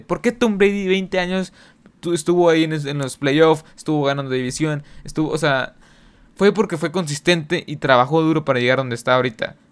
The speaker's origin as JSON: {"language": "Spanish", "country": "Mexico", "said": "aquí en mi país en México"}